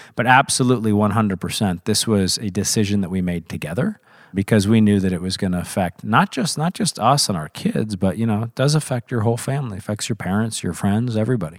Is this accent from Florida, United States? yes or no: no; Missouri, United States; I was very fortunate to grow up in Missouri